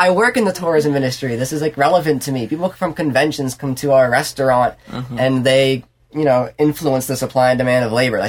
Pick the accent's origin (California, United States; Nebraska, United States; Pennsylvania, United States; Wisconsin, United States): Pennsylvania, United States; now in Washington, D.C., United States; I mean, I live in D.C. now, but I'm from Pennsylvania